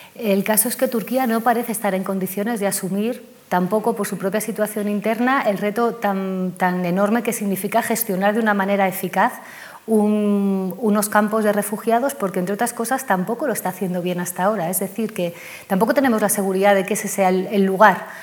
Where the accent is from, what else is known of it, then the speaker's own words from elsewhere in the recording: Spain; como sociedad española